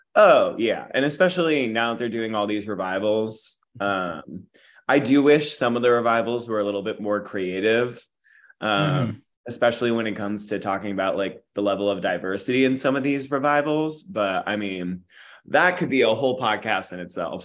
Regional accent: Jackson, New Jersey, United States; moved away as an adult; also born or lived in Tyler, Texas / Boston; now in New York, United States; I'm Texas born and mm-hmm. Jersey raised

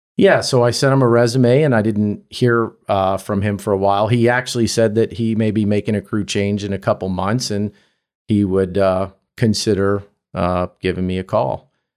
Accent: Virginia, United States; I grew up in Virginia

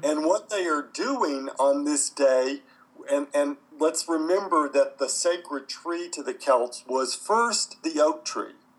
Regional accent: United States; where I grew up in the United States

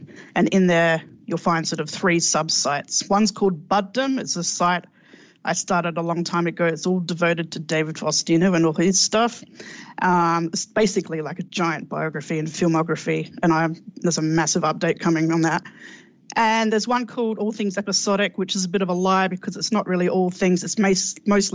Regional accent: Australia; I'm Australian

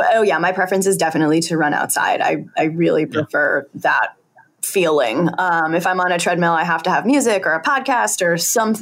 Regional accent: Connecticut, United States; born there; also born or lived in New Hampshire / Boston; I was born in Connecticut and then I lived in New Hampshire and then I came to Boston for high school.

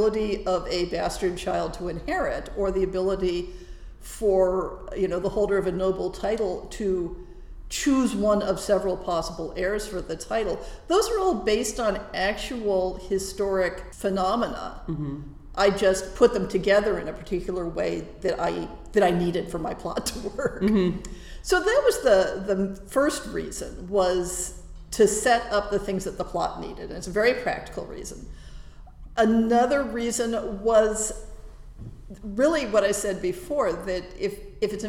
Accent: California, United States; first language English; also born or lived in Prague; my 10-year-old brain out of its existing Californian ruts

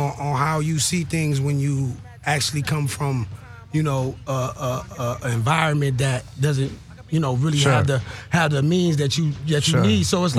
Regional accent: Compton, California, United States; born and raised. I was born in Compton, California.

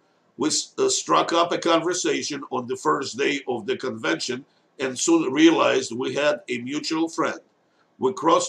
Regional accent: California, United States; Kamala Harris from my home state, California

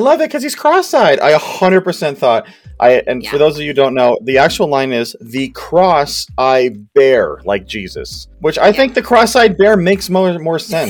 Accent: Ottawa, Ontario, Canada; we're from Ottawa

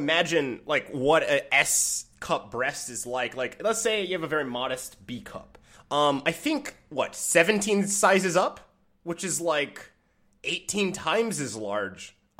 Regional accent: Michigan, United States; I'm from Michigan.

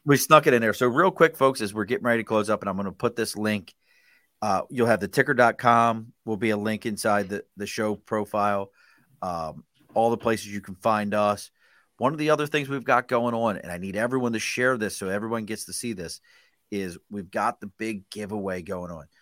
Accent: Baltimore, Maryland, United States; I grew up in Baltimore

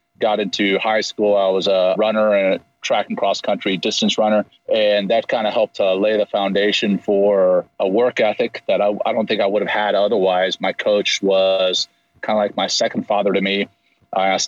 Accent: Ruston, Louisiana, United States; also born or lived in Cape Town, South Africa; I was born in Cape Town, South Africa, and we moved to the States when I was seven, moved to Louisiana, of all places, kind of the little small town in the center of the state, Ruston, Louisiana

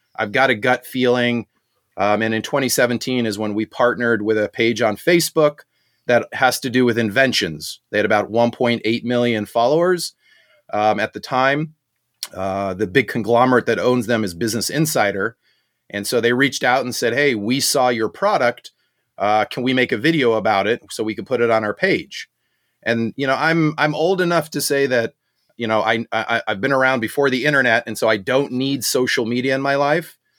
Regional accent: Southern California, United States; also born or lived in South Africa; I grew up in Southern California

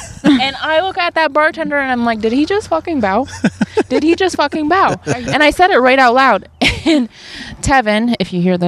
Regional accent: Brushton, New York, United States; also born or lived in Korea; I was born in Korea. So, yeah. When people do say, where are you from? I really do say Brushton.

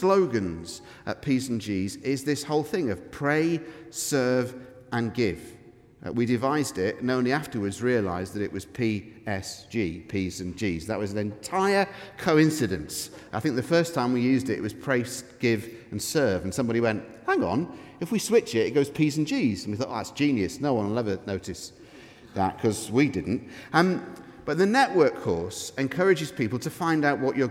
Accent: Manchester, North West England, United Kingdom; now in Scotland, United Kingdom; I'm from Manchester, I say that word in an odd way

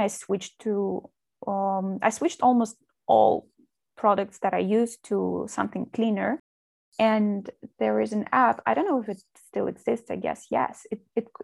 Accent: Moscow, Russia; moved away as an adult; now in Spain; I'm from Russia. I was born and raised in Moscow, where I finished school

